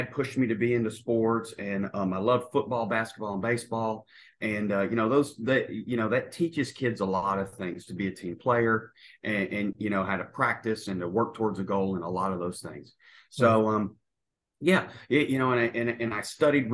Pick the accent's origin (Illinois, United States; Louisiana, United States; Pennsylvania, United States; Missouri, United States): Louisiana, United States; North; moved away as an adult; now in New Zealand; I'm originally from North Louisiana